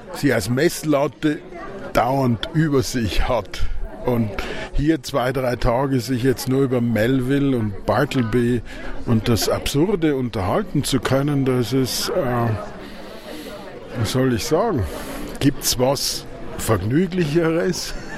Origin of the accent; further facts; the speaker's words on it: Austria; das lernen wir als Tiroler und Vorarlberger